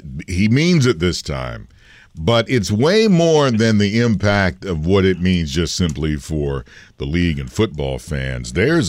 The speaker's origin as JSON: {"language": "English", "town": "Detroit", "region": "Michigan", "country": "United States", "tie": "born or raised there", "said": "You are talking to an old U of M guy who loves it, and he was born and raised in Detroit."}